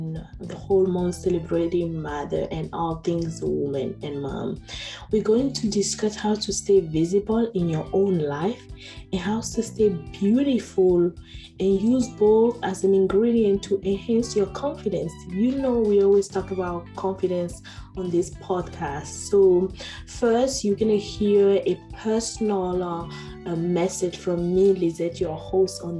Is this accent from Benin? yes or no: yes; Benin; moved away; my home country, Benin